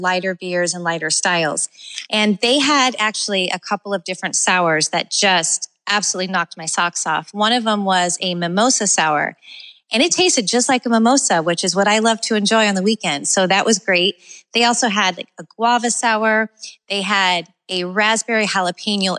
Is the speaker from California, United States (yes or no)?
yes; California, United States; now in Florida, United States; growing up in California